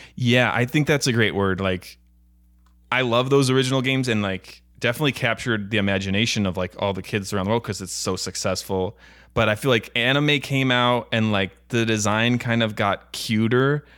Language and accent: English; Buffalo, New York, United States; also born or lived in Florida; now in Los Angeles, United States; I'm from Buffalo, New York